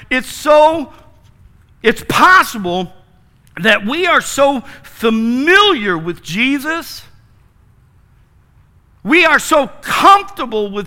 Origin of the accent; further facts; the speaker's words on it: Wooster, Ohio, United States; Worcester, Ohio. That's my hometown